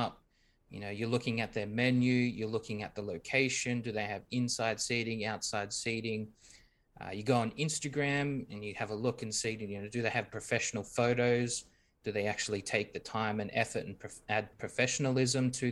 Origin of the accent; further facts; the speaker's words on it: Australia; We're from Australia.